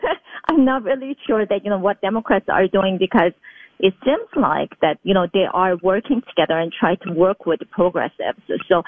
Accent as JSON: {"language": "English", "region": "California", "country": "United States", "said": "So why, under Governor Newsom in California, I came from California"}